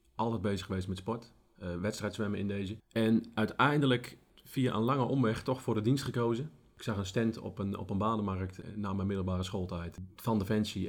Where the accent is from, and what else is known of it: Netherlands